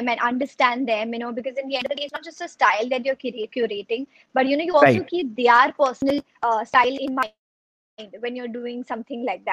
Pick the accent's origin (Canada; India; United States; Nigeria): India; Mumbai, Maharashtra; I'm based in Bombay. I've been born and brought up in Bombay.